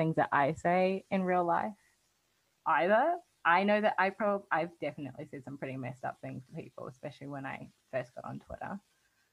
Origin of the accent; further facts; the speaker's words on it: New Zealand; now in Australia; I'm not a citizen here in Australia, and I'm from New Zealand and I haven't been here for 10 years